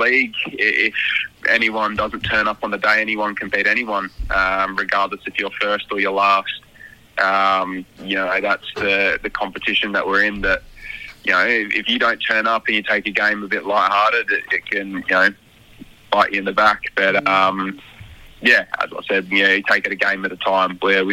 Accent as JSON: {"language": "English", "country": "Australia", "said": "as an Aussie"}